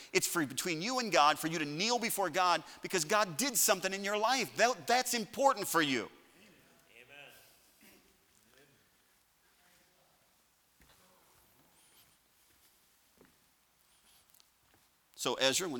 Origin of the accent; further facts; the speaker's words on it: Chicago, Illinois, United States; I'm a northerner. I'm from Chicago. I mean, just that area